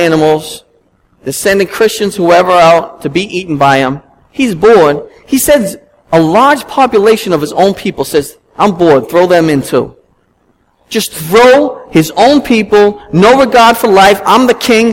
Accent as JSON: {"language": "English", "town": "Boston", "region": "Massachusetts", "country": "United States", "tie": "born or raised there", "said": "being a Bostonian all my life"}